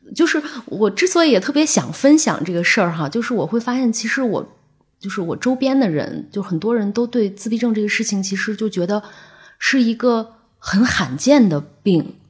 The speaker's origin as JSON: {"language": "Chinese", "region": "Inner Mongolia", "country": "China", "tie": "born or raised there", "moved": "yes", "lives_now": "Beijing, China", "said": "我们老家就是内蒙"}